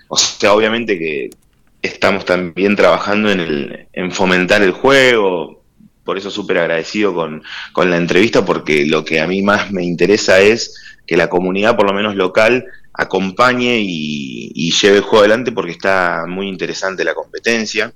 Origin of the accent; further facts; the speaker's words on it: Trelew, Chubut, Argentina; also born or lived in La Plata; desde los cinco años que estoy en Trelew